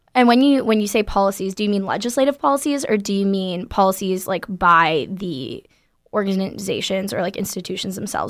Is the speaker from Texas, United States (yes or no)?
no; Florida, United States; moved away as an adult; now in California, United States; I'm from Florida